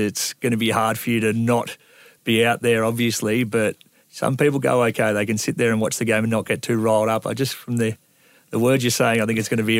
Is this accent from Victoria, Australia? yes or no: yes; Drouin, Victoria, Australia; I was a bum from Druin.